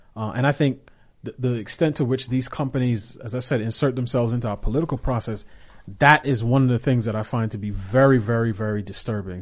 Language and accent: English; New York, United States; as a kid growing up in New York and taking the subway